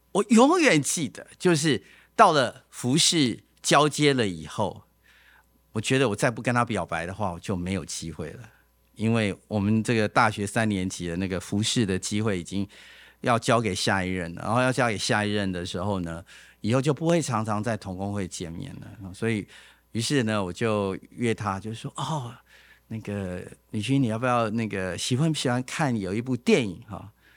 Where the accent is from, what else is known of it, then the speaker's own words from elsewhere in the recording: Taipei, Taiwan; 我是台北长大的嘛